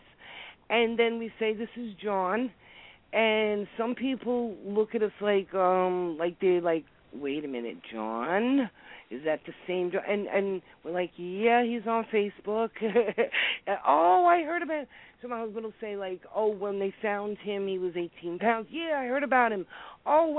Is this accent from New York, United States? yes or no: yes; New York City, New York, United States; I'm an Italian from Brooklyn